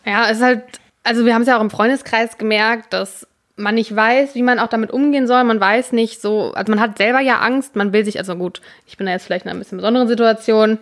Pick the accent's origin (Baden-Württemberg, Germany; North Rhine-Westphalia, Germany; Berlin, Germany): North Rhine-Westphalia, Germany; Münster; wir hier als Münsteraner